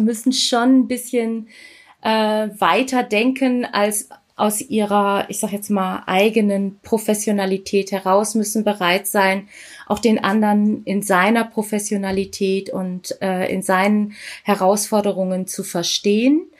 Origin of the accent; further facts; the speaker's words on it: Germany; Ich bin hier in Deutschland geboren ja. und bin Tochter indischer Eltern